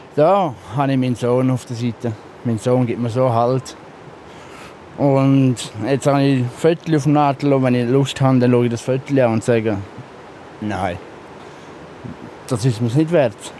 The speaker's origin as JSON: {"language": "German", "country": "Switzerland", "tie": "born or raised there", "said": "jetzt bin ich gerade in dem Dorf, wo ich aufgewachsen bin"}